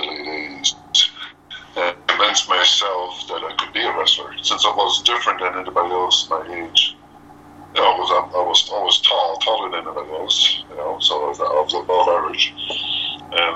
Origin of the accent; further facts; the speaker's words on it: Moncton, New Brunswick, Canada; I'm from Moncton, New Brunswick.